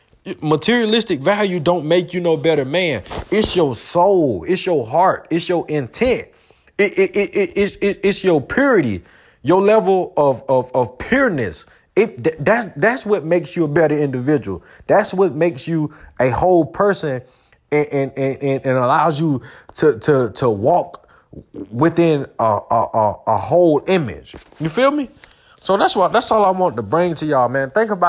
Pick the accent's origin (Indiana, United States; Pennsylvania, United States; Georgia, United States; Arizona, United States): Georgia, United States; I want to talk about the Falcons real quick, man, because that's where I'm from Georgia.